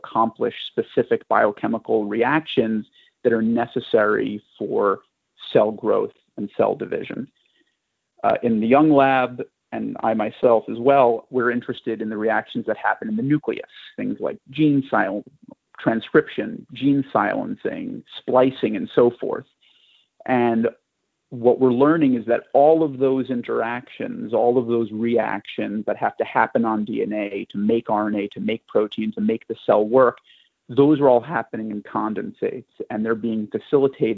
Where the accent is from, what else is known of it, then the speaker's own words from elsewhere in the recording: New York City, New York, United States; I grew up in New York City